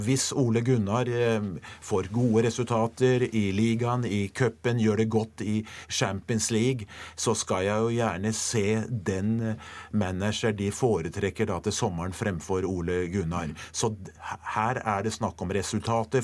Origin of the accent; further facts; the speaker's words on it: Norway; jeg er fra Norge